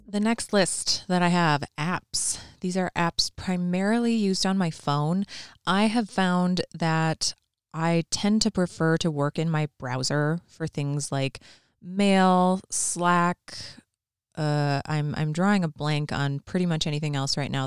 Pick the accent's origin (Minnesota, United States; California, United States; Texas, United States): Minnesota, United States; I'm definitely from Minnesota.